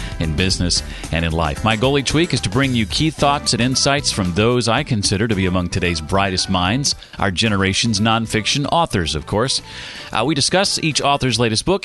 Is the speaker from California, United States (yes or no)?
no; Indiana, United States; it's my home state